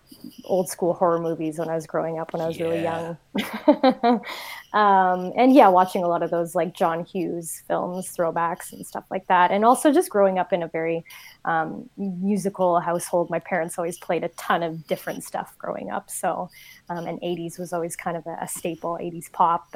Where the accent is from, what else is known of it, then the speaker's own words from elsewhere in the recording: Toronto, Ontario, Canada; my hometown, Toronto